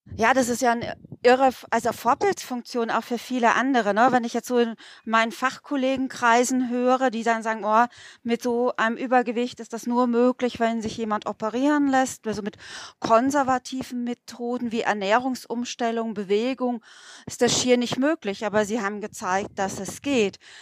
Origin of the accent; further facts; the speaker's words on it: Bad Mergentheim, Baden-Württemberg, Germany; wir haben bei uns in Mergentheim äh, relativ viele äh, russischstämmige Menschen